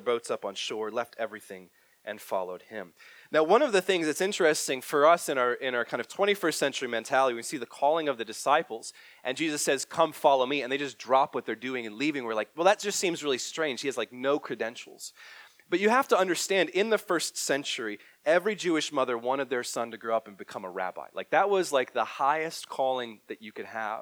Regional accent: Northern Ireland, United Kingdom; a huge cultural orientation of being British and Irish kind of together in being from Northern Ireland

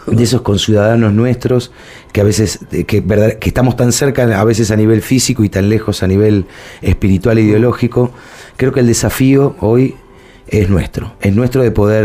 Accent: Villa Domínico, Buenos Aires Province, Argentina; now in Buenos Aires, Argentina; yo vengo de, de, Villa Domínico, soy del conurbano bonaerense, soy porteño por adopción

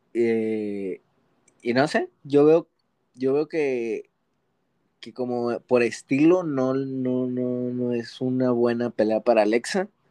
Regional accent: Mexico; Como mexicanos

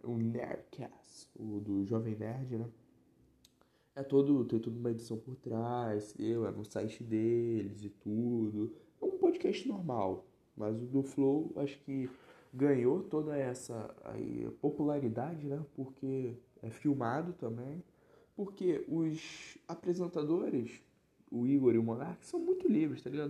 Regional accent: Nova Iguaçu, Rio de Janeiro, Brazil; eu sou do Rio, eu sou da região metropolitana aqui do Rio, de Nova Iguaçu e tudo, da Baixada

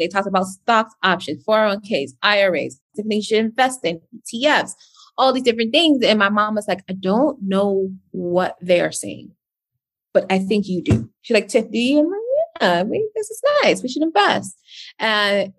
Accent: New York City, New York, United States; also born or lived in Massachusetts; I grew up in Brooklyn

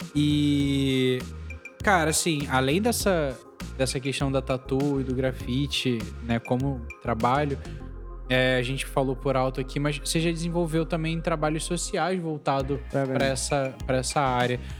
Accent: Brazil; a gente é brasileiro

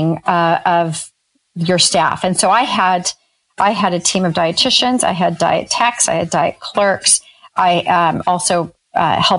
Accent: Northern California, United States; I grew up in Northern California in a teeny tiny town

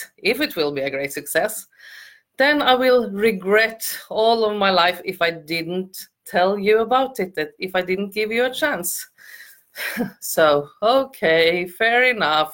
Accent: Norway; I'm from Norway.

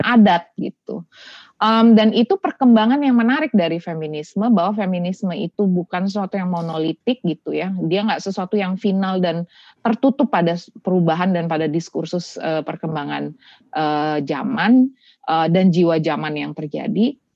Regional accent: Denpasar, Bali, Indonesia; born or raised there; moved away

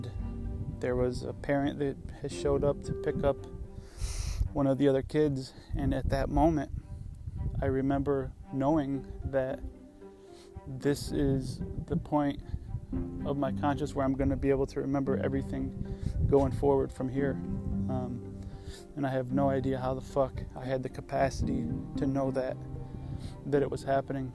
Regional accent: Johnson City, New York, United States; I grew up in Johnson City, New York, right next to Binghamton, New York, upstate

